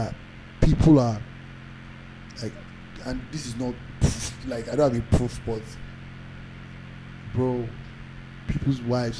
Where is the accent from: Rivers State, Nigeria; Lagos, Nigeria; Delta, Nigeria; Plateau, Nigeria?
Lagos, Nigeria; I was born in Lagos, fam.